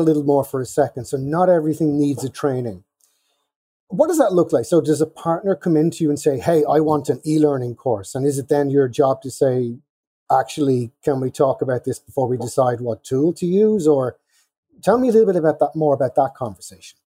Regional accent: Ireland; I am Irish.

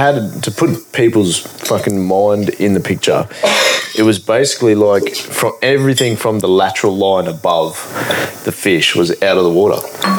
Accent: Gladstone, Queensland, Australia; I grew up in Gladstone

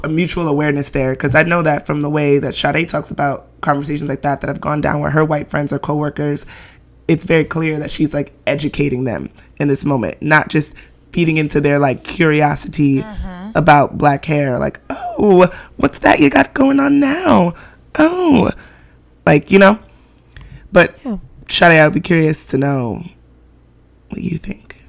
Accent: New York City, New York, United States; Bed-Stuy brat

